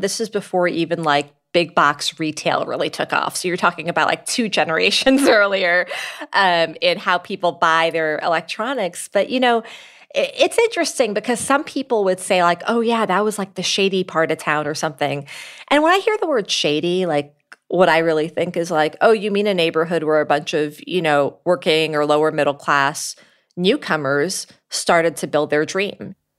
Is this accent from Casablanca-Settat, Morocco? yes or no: yes; Casablanca, Casablanca-Settat, Morocco; born there; And in Morocco, my parents had gotten married. And that's where me and my siblings were born. I was born in Casablanca.